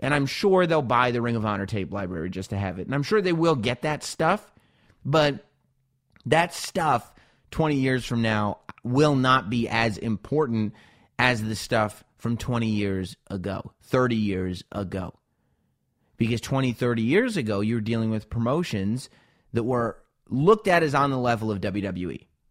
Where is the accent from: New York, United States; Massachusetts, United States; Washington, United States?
New York, United States; Growing up in New York